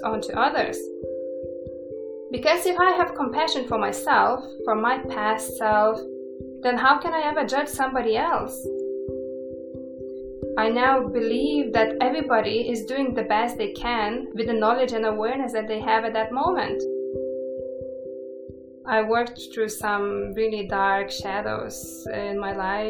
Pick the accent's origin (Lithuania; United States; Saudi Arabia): Lithuania; moved away; I was born still in Soviet Union. Lithuania was in Soviet Union that time.